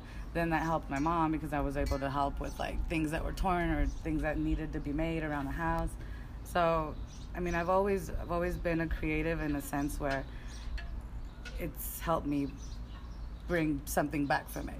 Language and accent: English; Los Angeles, California, United States; accent: Valley girl; also born or lived in Mexico / Sacramento; girl, honestly, because I grew up in the Valley.